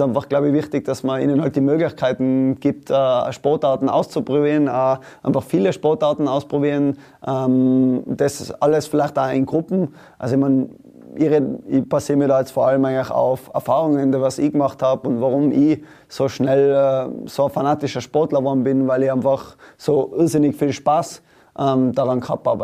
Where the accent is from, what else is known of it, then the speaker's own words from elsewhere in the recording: Tyrol, Austria; in meinem Fall als Tiroler